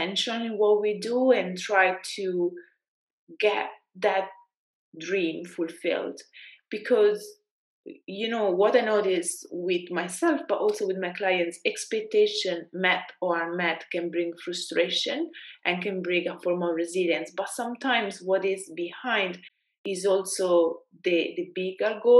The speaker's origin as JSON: {"language": "English", "country": "Italy", "accent": "Italian", "second_language": "English", "moved": "as an adult", "lives_now": "London, United Kingdom", "said": "I was trying to be less Italian with my accent"}